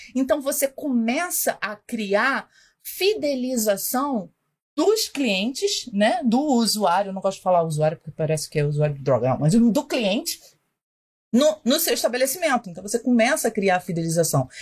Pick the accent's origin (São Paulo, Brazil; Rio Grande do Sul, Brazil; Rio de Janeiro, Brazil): Rio de Janeiro, Brazil; accent: carioca; eu sou do Rio